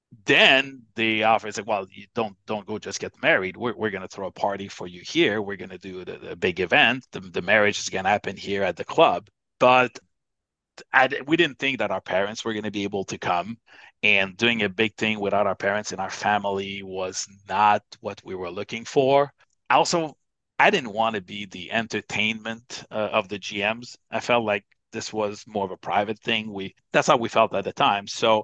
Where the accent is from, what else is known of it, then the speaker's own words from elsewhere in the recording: Canada; Obviously, one of the issues was, well, I'm Canadian and she's American, and we assumed that we were probably going to work in the U.S.